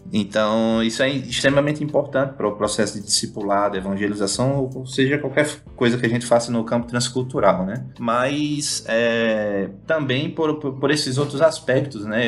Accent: Natal, Rio Grande do Norte, Brazil; moved away as an adult; now in India; eu sou potiguar, natalense, comedor de camarão

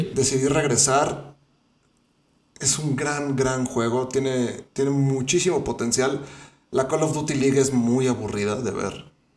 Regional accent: Mexico; uno como mexicano

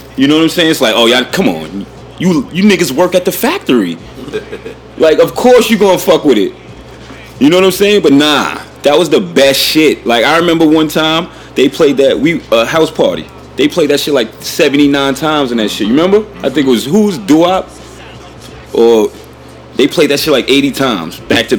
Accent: New York City, New York, United States; we're from Staten Island.

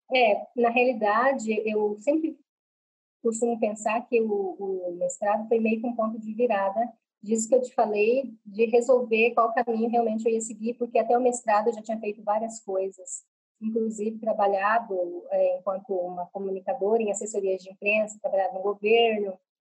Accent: Cuiabá, Mato Grosso, Brazil; accent: Cuiabano; Falo com vocês aqui de Cuiabá, Mato Grosso, é a cidade onde eu moro né, e onde eu nasci

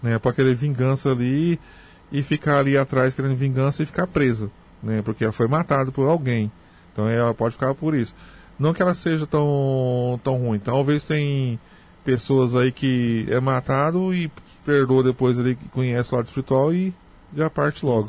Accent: Morrinhos, Goiás, Brazil; also born or lived in Creúna (as transcribed); Eu nasci em Morrinhos mesmo, Goiás, né? Eu sou de Morrinhos, Goiás.

